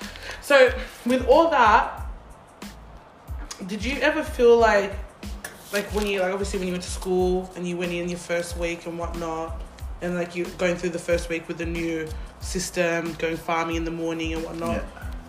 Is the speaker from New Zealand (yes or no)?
no; Australia; Yeah. I'm from Australia.